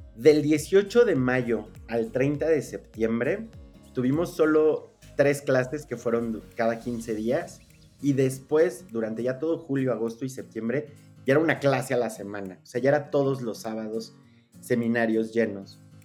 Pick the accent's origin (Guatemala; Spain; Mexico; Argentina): Mexico; como mexicano promedio